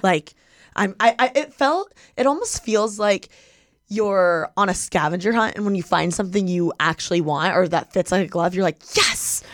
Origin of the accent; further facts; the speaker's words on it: Midwest, United States; I'm from the Midwest. Like, I grew up with, like, the sports, the seasons